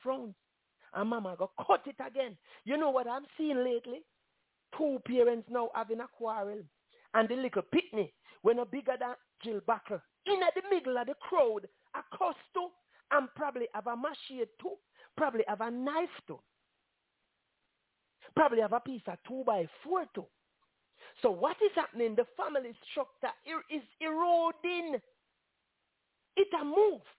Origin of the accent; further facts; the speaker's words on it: Jamaica; As Jamaican